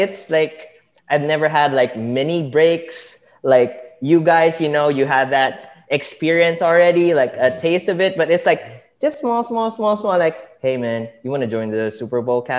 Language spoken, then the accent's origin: English; Philippines; moved away as an adult; now in United States; I'm from the Philippines. I landed here in the U.S. because of my internship in hotels